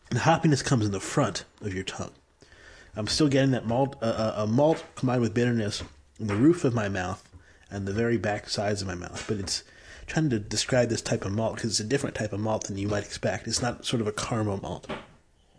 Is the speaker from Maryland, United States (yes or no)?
yes; Maryland, United States; I come from Maryland